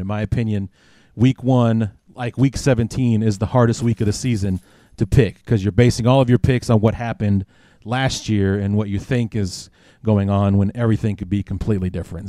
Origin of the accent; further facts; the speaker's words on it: Chicago, Illinois, United States; now in Quad Cities, United States; my hometown of Chicago